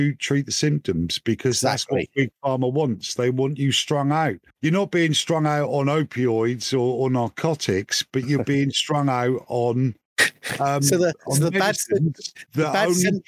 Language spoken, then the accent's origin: English; Norfolk, East of England, United Kingdom; moved away; I'm originally from Norfolk